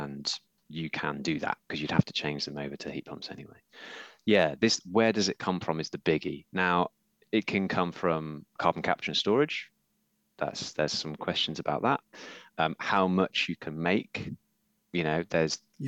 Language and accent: English; Yorkshire and the Humber, United Kingdom; I'm from Yorkshire